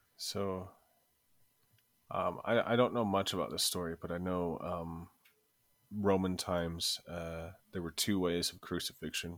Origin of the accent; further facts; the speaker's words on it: United States; growing up in America